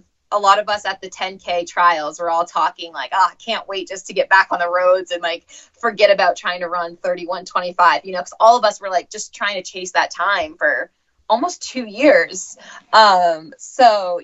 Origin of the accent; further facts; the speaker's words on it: Maine, United States; I'm from Maine, like New England